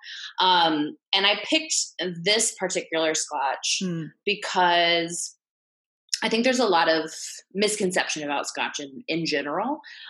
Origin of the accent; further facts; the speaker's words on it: Midwest, United States; And, you know, I'm from the Midwest. So I thought that coming back wasn't going to be like that scary.